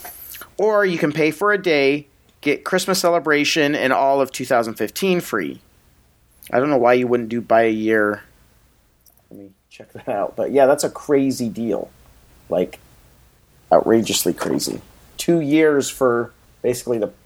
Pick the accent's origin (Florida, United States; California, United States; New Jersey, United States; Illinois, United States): California, United States; San Diego; growing up in San Diego